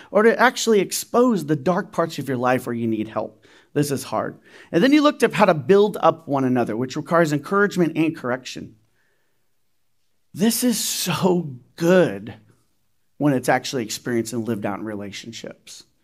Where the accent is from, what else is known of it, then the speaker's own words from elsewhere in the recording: Riverside, California, United States; now in Reno, United States; now remember, I'm from Riverside, right? I, I lived in Riverside before Reno. Now I'm from Reno, so this can happen in Reno as well.